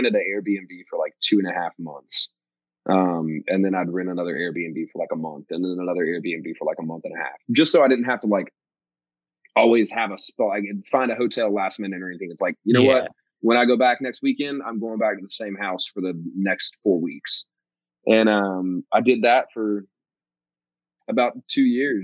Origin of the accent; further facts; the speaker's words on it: Georgia, United States; moved away as an adult; now in Nashville, United States; my hometown in Georgia